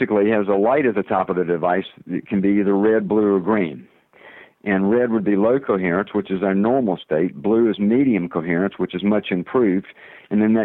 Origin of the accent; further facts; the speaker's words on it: the South, United States; accent: southern; my southern accent